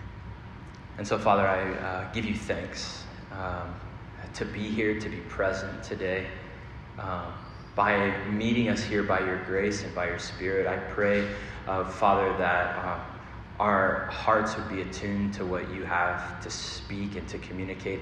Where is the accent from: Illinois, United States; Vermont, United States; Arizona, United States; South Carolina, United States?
Arizona, United States; now in New York City, United States; I'm from Arizona, desert rain